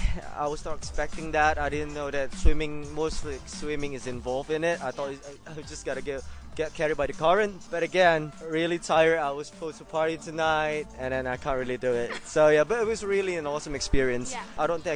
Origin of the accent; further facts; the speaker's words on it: Indonesia; I'm from Indonesia. I'm 29 years old.